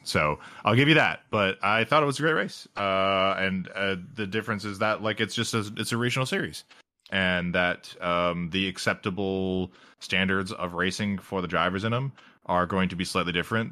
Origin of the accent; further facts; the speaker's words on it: United States; as an American